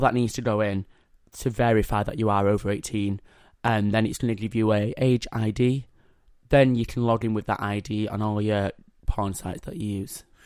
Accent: Yorkshire and the Humber, United Kingdom; I'm a Yorkshire boy.

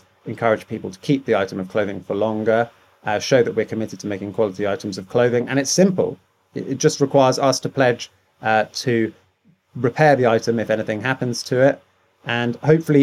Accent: United Kingdom; accent: posh

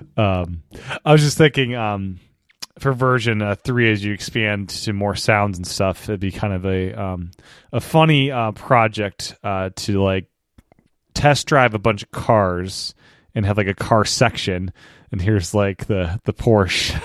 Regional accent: the East, East Coast, United States; moved away as an adult; also born or lived in Los Angeles; I grew up in the East, When I moved to L A, I don't live there anymore, I live back at East again

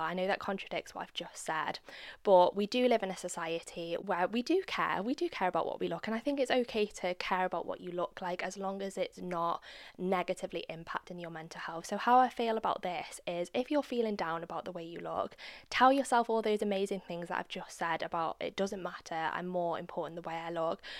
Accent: United Kingdom; I'm a Brit.

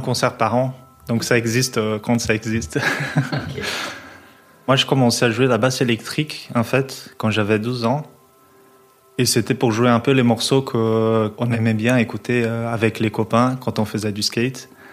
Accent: São Paulo, Brazil; moved away as an adult; now in Belgium; je viens de São Paulo, mais je suis en Belgique depuis 8 ans

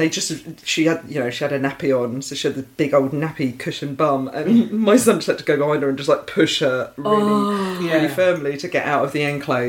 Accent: Essex, East of England, United Kingdom; growing up in Essex

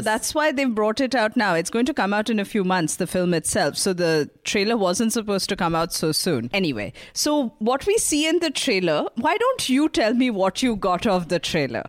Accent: India; as an Indian

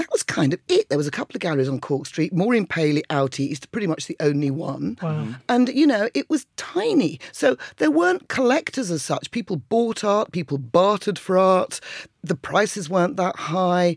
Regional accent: Colchester, East of England, United Kingdom; moved away; also born or lived in London; I came from Essex

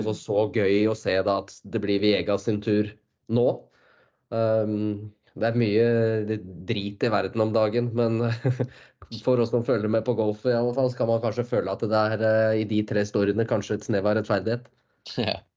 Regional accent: Norway; som nordmann

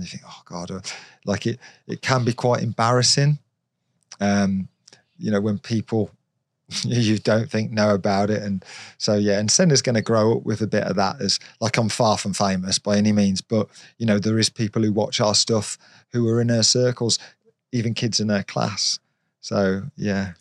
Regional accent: Redditch, West Midlands, United Kingdom; from Redditch

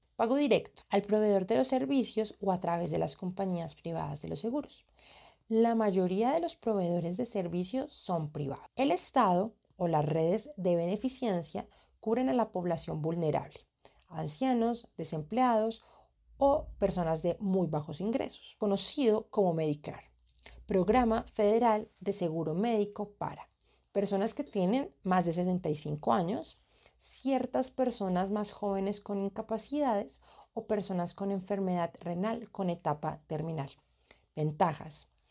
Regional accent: Colombia; Yo soy colombiana y como colombiana

